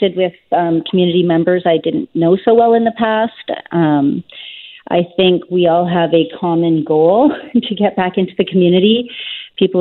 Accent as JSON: {"language": "English", "town": "Tsawwassen", "region": "British Columbia", "country": "Canada", "tie": "born or raised there", "also_born_or_lived": "Lytton, British Columbia", "said": "then we moved back to my hometown of Tawasin."}